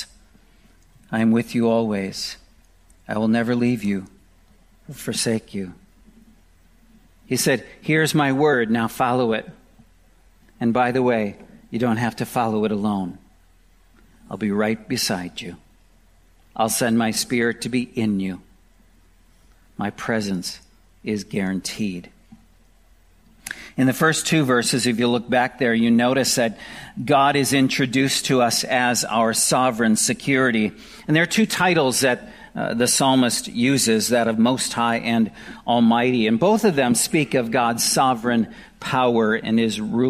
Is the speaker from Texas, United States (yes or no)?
no; Wisconsin, United States; I grew up in Wisconsin, and I was very familiar with tornadoes